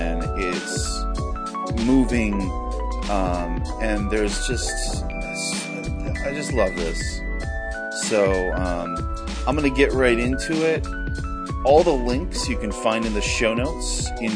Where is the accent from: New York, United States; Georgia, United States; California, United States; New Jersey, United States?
New York, United States; we're New Yorkers